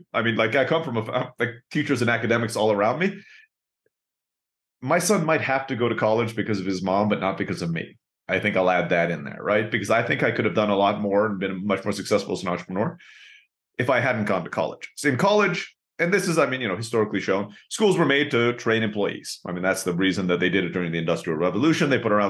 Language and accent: English; Turkey; also born or lived in Philippines; So a little bit about my background is I was born in the Philippines, grew up in Turkey.